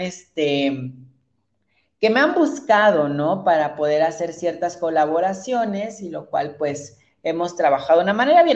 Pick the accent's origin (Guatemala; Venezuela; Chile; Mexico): Mexico; Santiago Juxtlahuaca, Oaxaca; yo soy de la Mixteca, soy de un pueblo que se llama Santiago Juxlahuaca